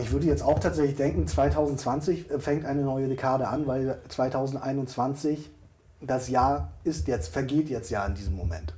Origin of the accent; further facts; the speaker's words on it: Hamburg, Germany; Wir, wir kommen beide übrigens aus Hamburg